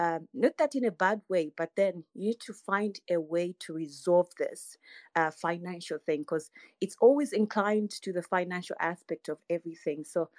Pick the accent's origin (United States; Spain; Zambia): Zambia; I'm from Zambia.